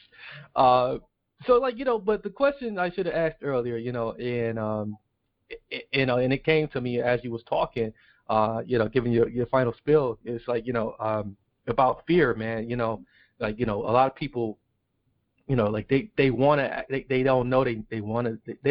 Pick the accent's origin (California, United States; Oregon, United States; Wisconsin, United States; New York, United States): Wisconsin, United States; Milwaukee; I'm from Milwaukee. I'm in Milwaukee, Wisconsin